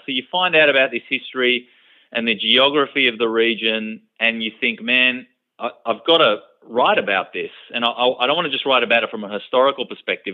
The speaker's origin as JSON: {"language": "English", "country": "Australia", "tie": "born or raised there", "accent": "typical Australian", "said": "I grew up in Australia. Um, you can hear it in my voice that I have a you know typical Australian accent"}